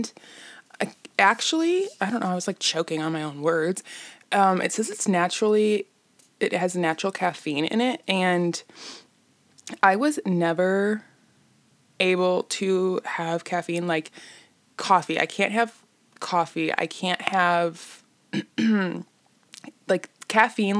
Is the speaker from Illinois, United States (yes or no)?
yes; Illinois, United States; I'm from Illinois